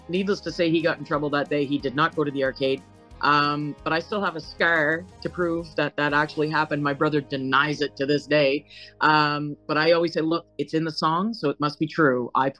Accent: New Mills, New Brunswick, Canada; I'm originally from New Brunswick. Small fishing village called New Mills, which is close to Dalhousie

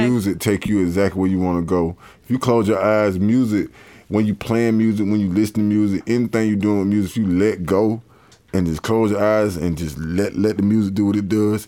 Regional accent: Columbus, Georgia, United States; I'm from Columbus, Georgia, uh, aka Polar Bear, Georgia, Forest Road

